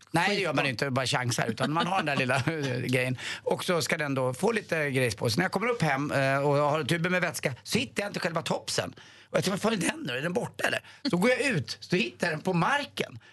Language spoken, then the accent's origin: Swedish; Stockholm, Stockholm County, Sweden; jag som är stockholmare